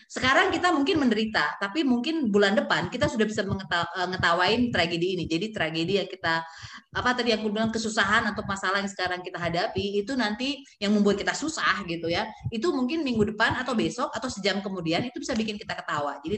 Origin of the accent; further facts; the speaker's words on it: Pematang Siantar, North Sumatra, Indonesia; ketua kelasku waktu aku SMP di kota kelahiranku Pematang Siantar.